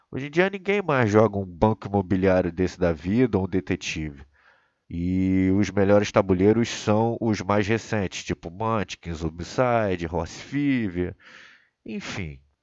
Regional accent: Rio de Janeiro, Brazil; eu sou natural do Rio de Janeiro, nasci em 1990

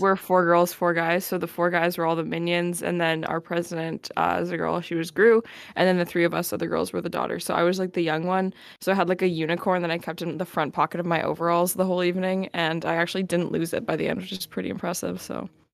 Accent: Winnipeg, Manitoba, Canada; we all know that if we're from Winnipeg

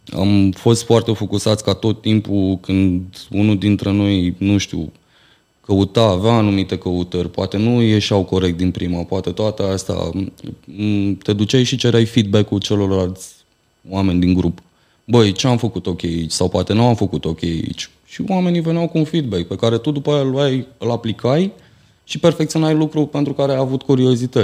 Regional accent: Bacău, Bacău County, Romania; în orașul meu natal, în Bacău

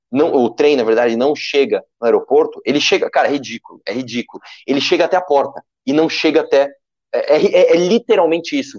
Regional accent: São Paulo, Brazil; eu sou de São Paulo, mas eu tenho empresa em Guarulhos

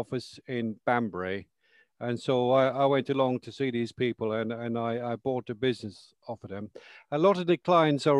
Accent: Ireland; moved away as an adult; also born or lived in London, United Kingdom; now in High Wycombe, United Kingdom; I'm originally from Ireland, but I was born in London. And I went to live in Ireland when I was 2 years of age.

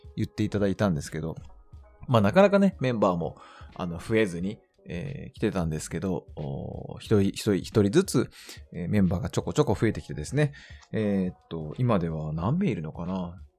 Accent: Nagasaki, Japan; 私、長崎の人間

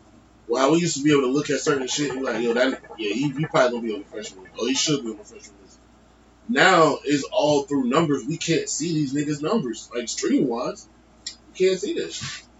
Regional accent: Philadelphia, Pennsylvania, United States; moved away; I'm from Philly, so I look for Philly shit sometimes.

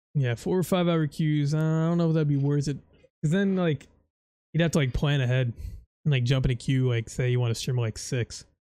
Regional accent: Florida, United States; I'm from Florida

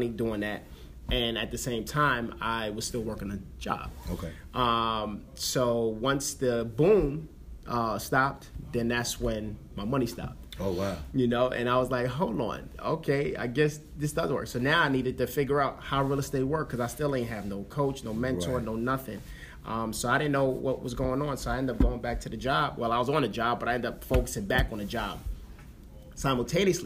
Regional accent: New York City, New York, United States; I'm from the Bronx, New York

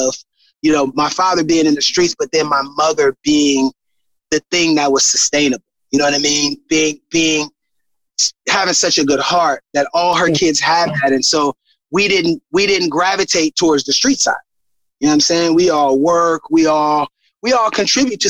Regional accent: San Francisco, California, United States; moved away as an adult; also born or lived in Los Angeles, California; now in Illinois, United States; I'm originally from San Francisco, California

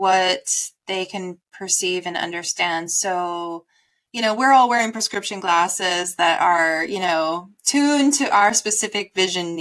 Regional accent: Midwest, United States; I was born in the Midwest

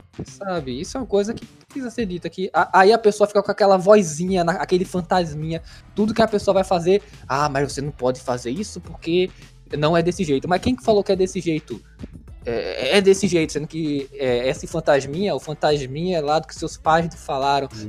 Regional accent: Brazil; a gente é brasileiro

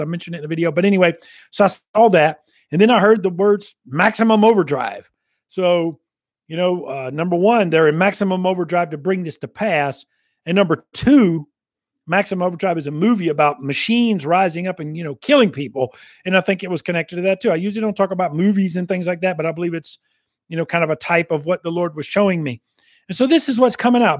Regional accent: United States; I'm an American, I'm glad to be an American and all that, I'm a veteran

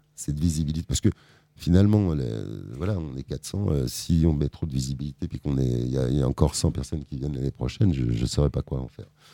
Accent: Conflans-Sainte-Honorine, Île-de-France, France; Je suis né à Conflans, donc forcément, je suis un Euh, j'adore cette ville

